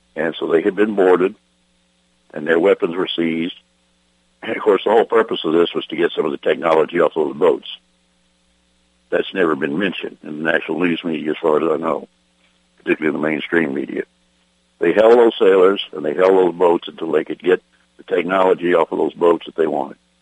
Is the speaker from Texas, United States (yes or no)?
yes; Texas, United States; my hometown in Texas